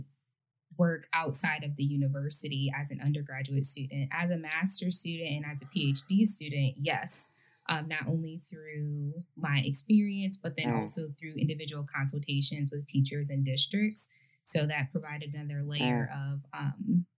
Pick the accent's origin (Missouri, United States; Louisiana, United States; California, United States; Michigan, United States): Michigan, United States; Detroit; I'm from the East Side, which is the Metro Detroit area